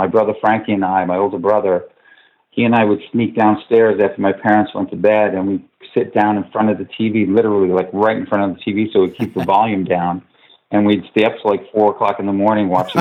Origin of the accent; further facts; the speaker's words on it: Lake Grove, New York, United States; also born or lived in Queens, New York; I'm from New York. I was born in Queens, New York. Lived there till I was 8 years old and moved out to Long Island in an area called Lake Grove, Lake Ronkonkoma.